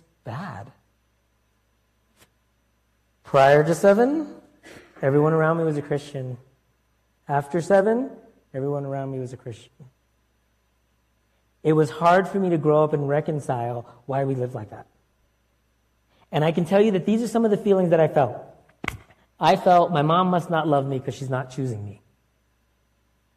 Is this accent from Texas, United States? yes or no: no; Florida, United States; also born or lived in Connecticut; at 7, we moved across the country from New York area to Florida and from Connecticut to Florida.